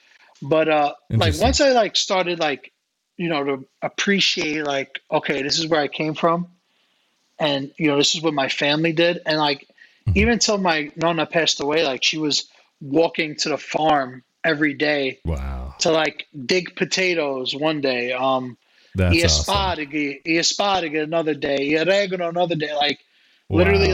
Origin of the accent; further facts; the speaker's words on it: New York City, New York, United States; they're from Long Island and I'm from Brooklyn.